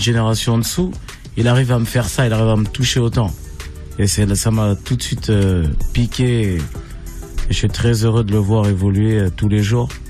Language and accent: French; Grigny, Île-de-France, France; j'ai grandi à Grigny la Grande Borne